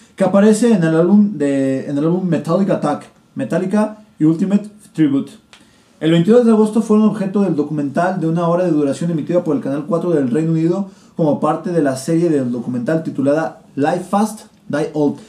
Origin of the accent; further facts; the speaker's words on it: Guadalajara, Jalisco, Mexico; nosotros somos de Guadalajara